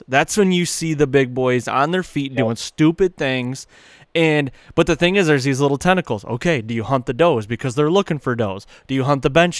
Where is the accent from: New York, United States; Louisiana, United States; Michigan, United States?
Michigan, United States; growing up in Michigan